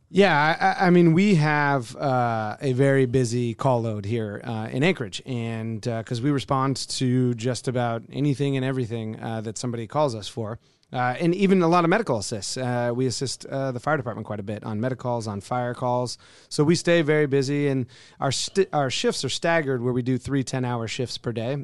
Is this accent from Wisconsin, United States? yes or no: no; just outside of Oakland, California, United States; moved away as an adult; also born or lived in Colorado; now in Alaska, United States; Originally from just outside of Oakland, California. moved up here in 2004